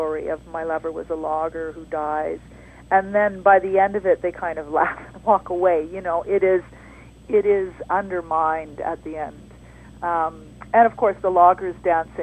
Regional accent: Terrace, British Columbia, Canada; I grew up in Terrace in northern BC

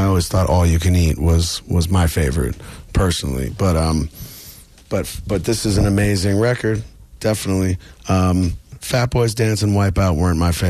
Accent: New York City, New York, United States; Fulton Mall is right near where I grew up in Brooklyn

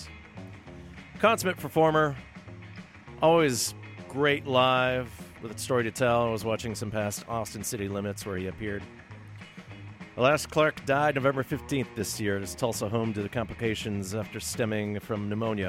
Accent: Finland; my home country is how the Finns rake their forests in Finland

